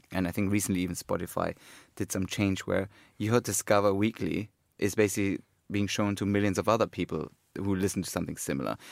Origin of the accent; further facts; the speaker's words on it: Cologne, North Rhine-Westphalia, Germany; when I was growing up in Cologne